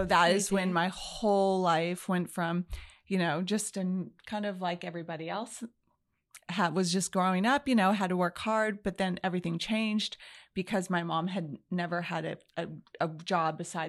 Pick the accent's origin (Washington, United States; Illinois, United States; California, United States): California, United States; Los Angeles; I was raised in the San Fernando Valley. That's a very large area.